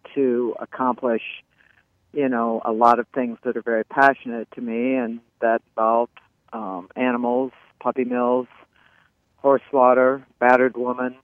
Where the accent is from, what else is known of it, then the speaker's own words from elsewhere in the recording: Des Moines, Iowa, United States; also born or lived in Malibu / Warrenton, Virginia / Palm Beach; I, however, was born, lived in Des Moines my whole life.